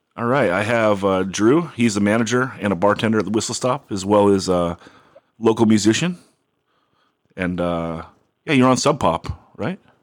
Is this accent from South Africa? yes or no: no; Oxnard, California, United States; moved away as an adult; now in San Diego, United States; I'm from Oxnard, um, but I I've moved down to San Diego almost 14 years ago